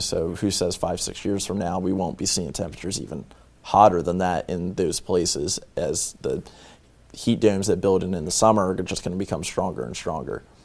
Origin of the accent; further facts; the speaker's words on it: northern Delaware, United States; I'm from Delaware. I am from northern Delaware